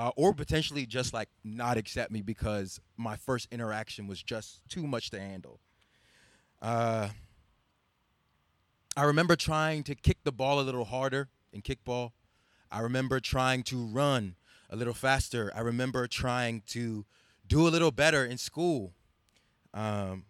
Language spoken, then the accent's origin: English; Baltimore, Maryland, United States; I'm Nigerian-American, and I'm ethnically Igbo. So growing up in Baltimore